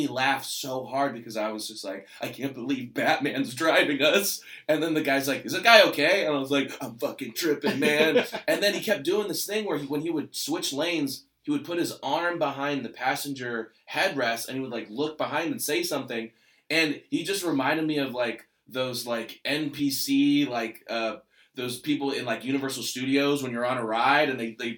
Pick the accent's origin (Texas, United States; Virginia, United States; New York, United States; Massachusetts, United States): Virginia, United States; Bristol; now in Hollywood, United States; move to small town Virginia. Go back to Bristol.